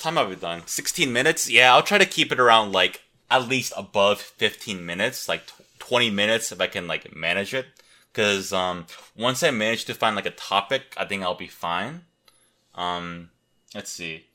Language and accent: English; Seattle, Washington, United States; I grew up in Seattle, Washington